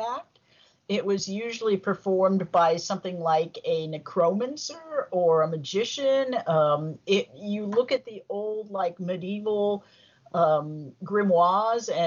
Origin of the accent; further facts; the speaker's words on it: Southern California, United States; I grew up here in Southern California